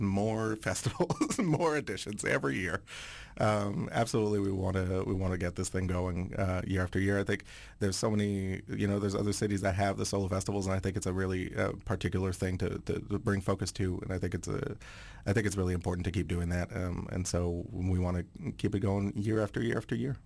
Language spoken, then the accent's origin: English; Aylmer, Quebec, Canada; first language French; English is a second language; moved away as an adult; also born or lived in Montreal; now in Vancouver, Canada; I grew up in Aylmer, which is, like, right on the Gatineau side